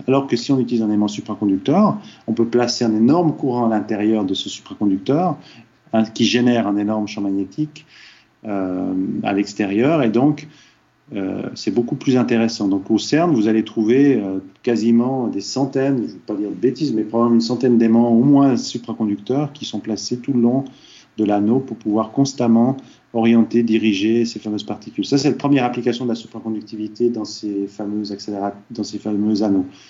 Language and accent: French; Switzerland; moved away as an adult; also born or lived in Silicon Valley, United States; quelqu'un qui a étudié qu'en Suisse comme moi